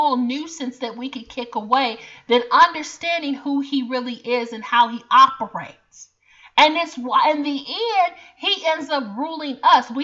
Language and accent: English; Chicago, Illinois, United States; I'm from Chicago